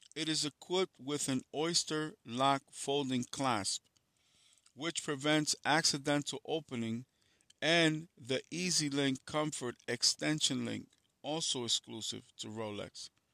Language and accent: English; New York City, New York, United States; I'm from New York City